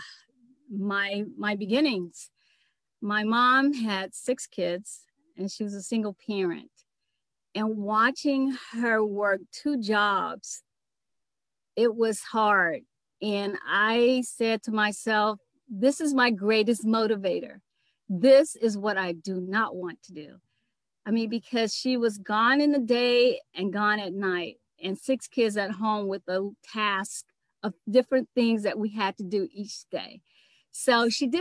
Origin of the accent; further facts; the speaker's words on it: Riviera Beach, Florida, United States; also born or lived in Philadelphia; now in Atlanta, United States; I grew up in Riviera Beach. A lot of people don't know it, but I was actually born in Philadelphia